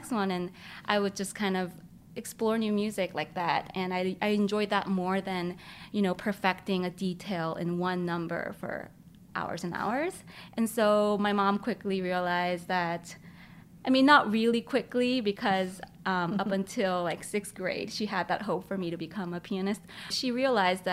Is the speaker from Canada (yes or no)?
no; South Korea; I was born in Korea